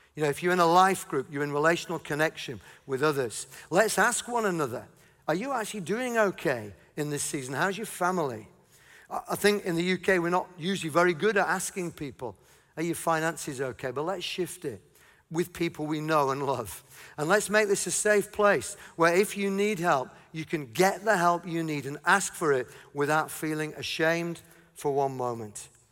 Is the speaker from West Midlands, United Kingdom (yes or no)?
no; Yorkshire and the Humber, United Kingdom; I'm from Yorkshire.